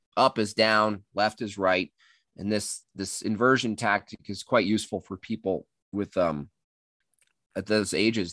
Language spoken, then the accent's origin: English; Catskill Mountains, New York, United States; now in Colorado, United States; I grew up in the Catskill Mountains.